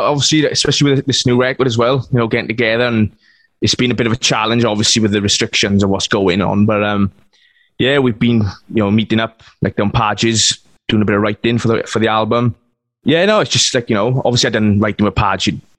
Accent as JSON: {"language": "English", "region": "Wales", "country": "United Kingdom", "said": "being Welsh"}